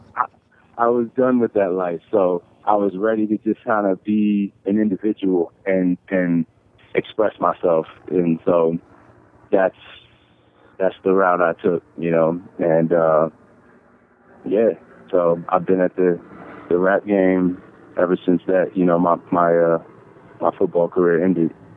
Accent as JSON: {"language": "English", "region": "Northern Virginia", "country": "United States", "tie": "born or raised there", "also_born_or_lived": "Washington, D.C. / Stafford, Virginia / Fredericksburg, Virginia", "said": "I was born in D.C. and then we lived in Northern Virginia for for a little while, and then we ended up going kept going further south."}